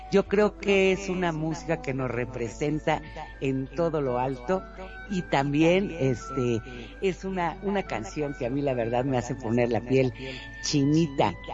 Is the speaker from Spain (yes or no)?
no; Mexico; uno como mexicano siento esto que es el guapango de Moncayo.